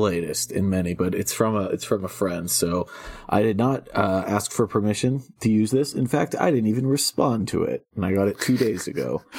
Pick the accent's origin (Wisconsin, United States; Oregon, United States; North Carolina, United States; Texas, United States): North Carolina, United States; I grew up 45 minutes outside Wilmington, North Carolina. It's a great city, and hurricanes are basically harmless most of the time for most people.